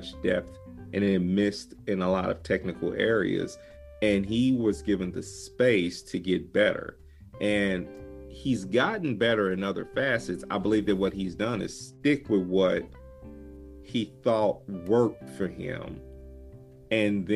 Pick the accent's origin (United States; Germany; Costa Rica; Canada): United States; Midwest South; I grew up in the Midwest South kind of area